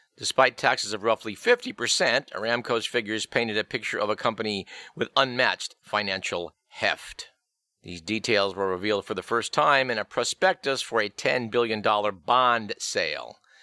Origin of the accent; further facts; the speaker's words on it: Fremont, California, United States; Fremont is my hometown.